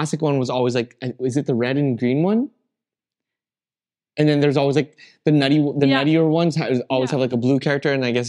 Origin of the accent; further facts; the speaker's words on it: Rocky Mountains, United States; born there; I was born in the Rockies, pretty much, and you fell in love with the Rockies and moved there. So it just brought back a tiny piece of home